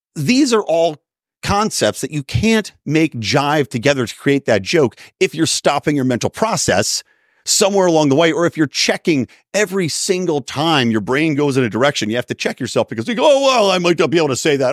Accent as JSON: {"language": "English", "town": "Philadelphia", "region": "Pennsylvania", "country": "United States", "tie": "born or raised there", "also_born_or_lived": "San Diego", "moved": "yes", "said": "growing up in the Philly area myself"}